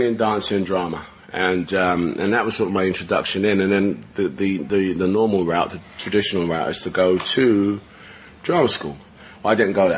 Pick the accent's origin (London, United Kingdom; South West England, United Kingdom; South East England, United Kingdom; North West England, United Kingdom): London, United Kingdom; also born or lived in Canning Town; I started off in Hackney. I went to, you know, my primary school was in Haggerston, Laburnum. And then from there, when I was about 10 years old, my family moved to Canning Town